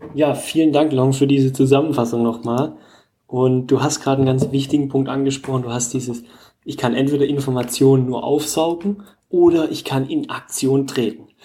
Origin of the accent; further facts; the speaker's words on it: Germany; bei uns in Deutschland